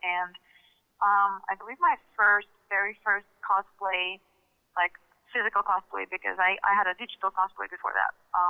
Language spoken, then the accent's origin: English; Russia; English is a second language; growing up in Russia, somehow I did not my childhood did not include X-Men.